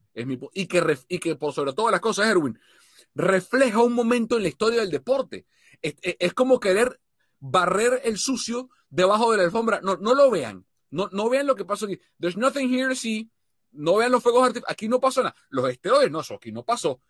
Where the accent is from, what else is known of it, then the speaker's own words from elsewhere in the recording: Venezuela; como venezolano